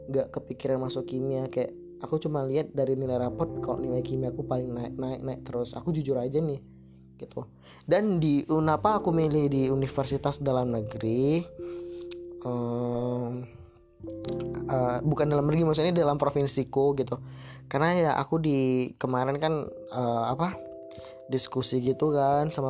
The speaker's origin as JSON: {"language": "Indonesian", "town": "Medan", "region": "North Sumatra", "country": "Indonesia", "said": "Ya benar, aku dari Sumatera Utara, dari kota Medan."}